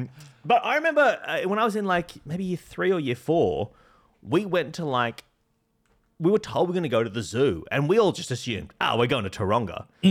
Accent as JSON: {"language": "English", "town": "Sydney", "region": "New South Wales", "country": "Australia", "tie": "born or raised there", "said": "Where I grew up in the Sutherland Shire in Sydney, I would say there was probably like at least two or three amateur zoos that I knew about."}